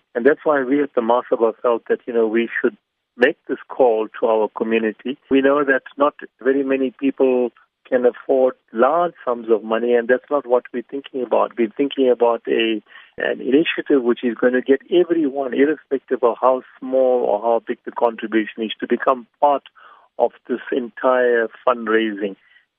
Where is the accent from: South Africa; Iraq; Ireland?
South Africa; when I look back at my life as a South African